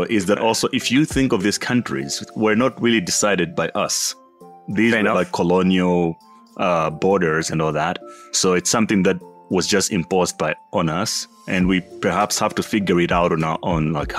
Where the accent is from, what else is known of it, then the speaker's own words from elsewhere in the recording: Malawi; born there; So I was born in Malawi, typical African life, extremely poor and all that.